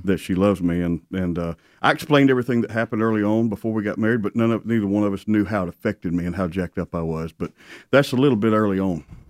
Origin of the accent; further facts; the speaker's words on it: South Alabama, United States; born and raised in South Alabama